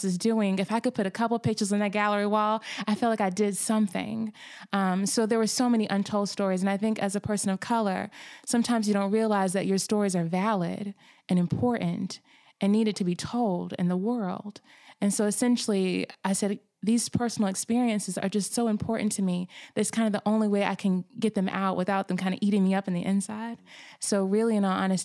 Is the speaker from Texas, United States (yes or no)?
no; Winston-Salem, North Carolina, United States; moved away as an adult; growing up in Winston-Salem, which I consider it, this is definitely a city, but it has its problems.